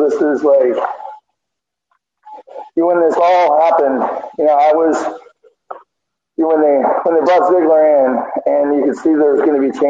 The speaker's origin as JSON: {"language": "English", "region": "Southern California", "country": "United States", "tie": "born or raised there", "said": "I'm 53, so I've been a fan since the early 70s when my stepfather introduced me to it. I had a Mexican stepfather, growing up in Southern California"}